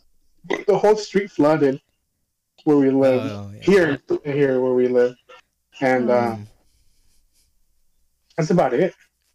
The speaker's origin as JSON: {"language": "English", "region": "Illinois", "country": "United States", "tie": "born there", "said": "Well, the first one, I was born in Illinois."}